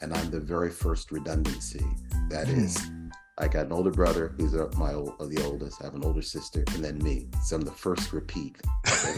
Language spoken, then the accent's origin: English; Philadelphia, Pennsylvania, United States; moved away as an adult; also born or lived in Providence, Rhode Island / New England / Pacific Northwest; I grew up in Philadelphia and spent 17, 18 years of my life there in Philadelphia